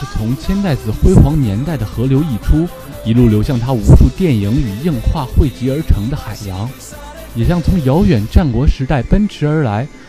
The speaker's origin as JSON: {"language": "Chinese", "region": "northern China", "country": "China", "said": "我是一个北方人，"}